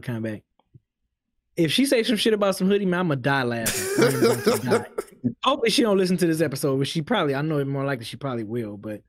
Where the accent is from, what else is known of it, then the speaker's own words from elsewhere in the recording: Detroit, Michigan, United States; I'm from Motor City